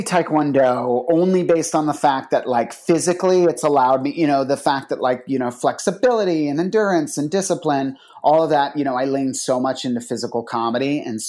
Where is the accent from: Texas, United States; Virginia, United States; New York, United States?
Virginia, United States; Northern; when I was growing up in Northern Virginia